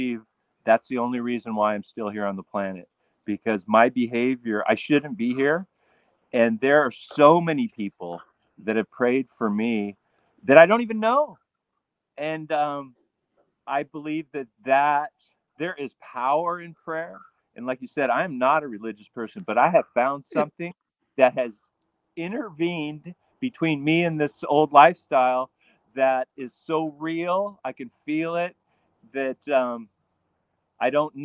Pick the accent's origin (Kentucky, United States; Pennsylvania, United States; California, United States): California, United States; moved away as an adult; now in Hawaii, United States; I'm definitely a California beach kid